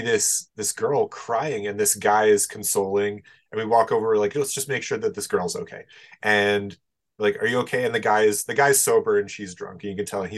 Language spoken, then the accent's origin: English; Winnipeg, Manitoba, Canada; We're always trying to escape Winnipeg